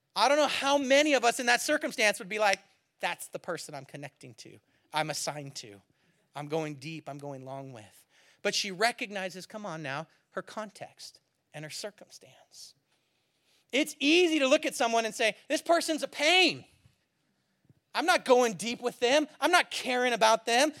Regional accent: California, United States; moved away; I'm from California, so we have more droughts

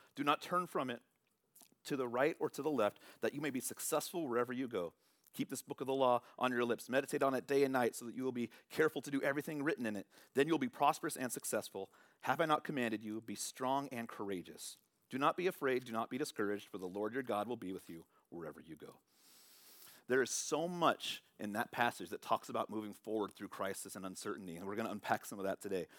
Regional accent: San Francisco Bay Area, California, United States; born or raised there

